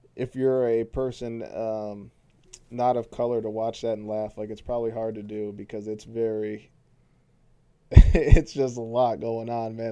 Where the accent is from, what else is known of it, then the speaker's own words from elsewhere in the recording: Flint, Michigan, United States; I'm from Flint